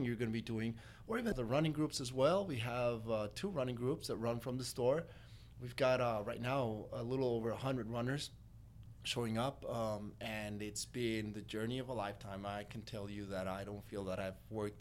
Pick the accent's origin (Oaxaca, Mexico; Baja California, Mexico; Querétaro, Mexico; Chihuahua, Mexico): Querétaro, Mexico; moved away as an adult; also born or lived in Mexico City, Mexico / San Miguel de Allende, Mexico; now in McAllen, United States; I grew up in San Miguel de Allende and Querétaro